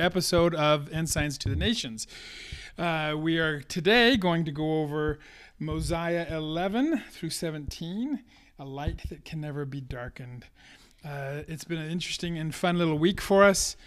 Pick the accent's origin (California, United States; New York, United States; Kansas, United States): California, United States; moved away; I grew up in California where there's a lot of wildfires